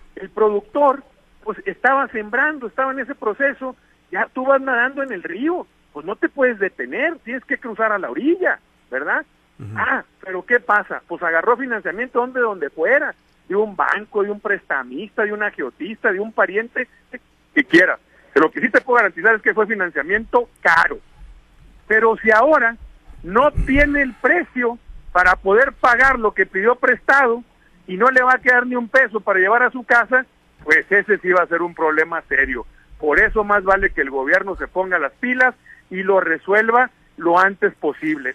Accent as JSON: {"language": "Spanish", "region": "Sinaloa", "country": "Mexico", "said": "somos sinaloenses bien nacidos"}